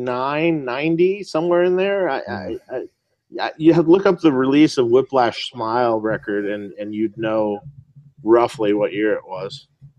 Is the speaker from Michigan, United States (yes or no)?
yes; Detroit, Michigan, United States; now in Los Angeles, United States; I saw a lot of great shows growing up in Detroit